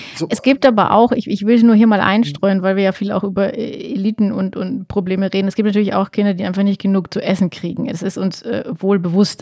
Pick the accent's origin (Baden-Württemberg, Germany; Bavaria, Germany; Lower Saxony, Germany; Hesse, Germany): Bavaria, Germany; Lower; Niederbayern. Ja. Wir sind beide äh, auf dem Land aufgewachsen